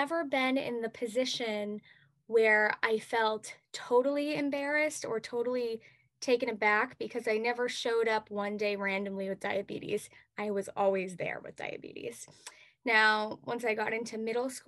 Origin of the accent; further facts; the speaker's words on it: Lakeville, Massachusetts, United States; I am from Lakeville, Massachusetts. And this year, I'm actually representing my hometown of Lakeville